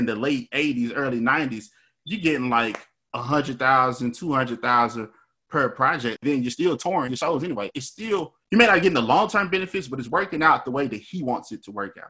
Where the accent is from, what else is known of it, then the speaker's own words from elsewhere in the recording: Memphis, Tennessee, United States; I'm from Memphis